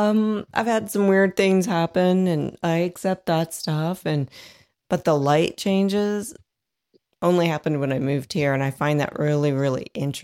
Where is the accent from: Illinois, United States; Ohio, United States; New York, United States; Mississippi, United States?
Ohio, United States; Dayton; And I come from Dayton.